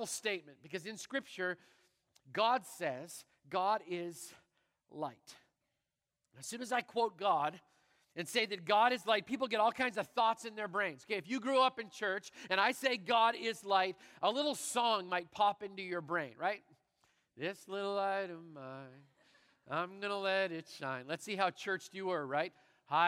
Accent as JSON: {"language": "English", "country": "Canada", "said": "I'm Canadian"}